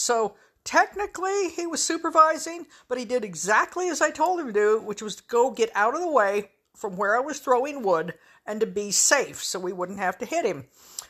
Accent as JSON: {"language": "English", "region": "the West", "country": "United States", "tie": "born or raised there", "said": "there was a certain sort of dark humor that I grew up with in the West"}